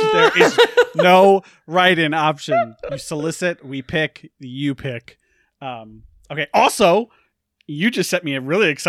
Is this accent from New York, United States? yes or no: yes; New York, United States; which I didn't know because I'm from New York.